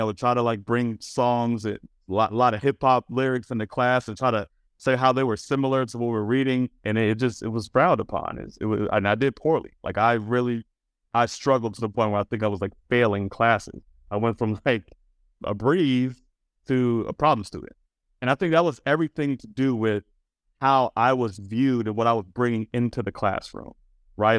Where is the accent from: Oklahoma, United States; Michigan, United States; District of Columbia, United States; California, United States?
District of Columbia, United States; Washington; That's where I grew up in Washington, D C.